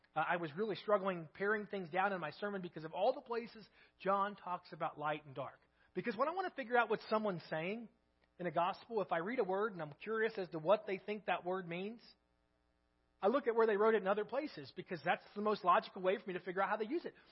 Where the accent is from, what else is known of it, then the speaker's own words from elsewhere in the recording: United States; we're American